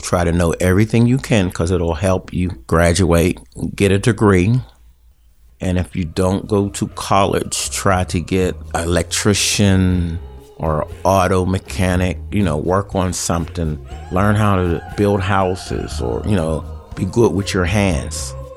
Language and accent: English; Garfield, United States; We grew up in Garfield, and Garfield was a close-knit community.